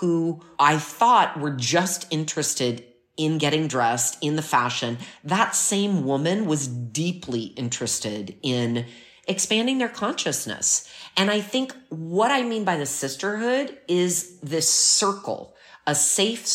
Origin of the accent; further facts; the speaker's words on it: United States; now in Milan, Italy; I'm American